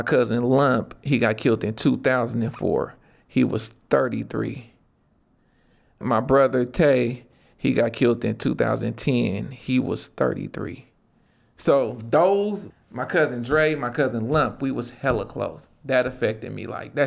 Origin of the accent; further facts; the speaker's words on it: Oakland, California, United States; also born or lived in Richmond, California; From Oakland, California, born and raised in the Bay Area. Been in the Bay Area my whole life, 40 years